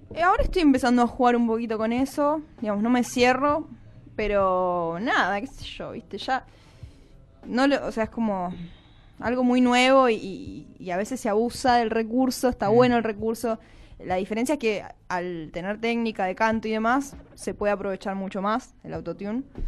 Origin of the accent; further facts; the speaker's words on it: Mar del Plata, Buenos Aires Province, Argentina; moved away as an adult; yo soy de Mar del Plata, me vine a vivir acá hace cinco años.